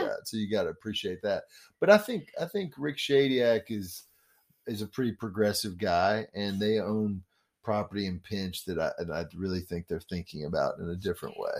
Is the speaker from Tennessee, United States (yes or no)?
yes; Memphis, Tennessee, United States; also born or lived in Washington, D.C.; I am originally from Memphis. I was actually born on York Avenue